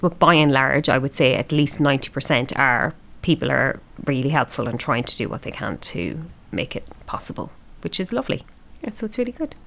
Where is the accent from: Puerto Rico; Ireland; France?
Ireland; now in Melbourne, Australia; me being Irish